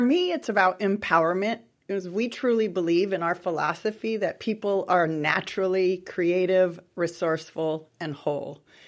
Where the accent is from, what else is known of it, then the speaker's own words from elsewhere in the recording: Los Angeles, California, United States; moved away as an adult; now in San Diego, United States; born and raised in Southern California, really the, the San Fernando Valley, L A area.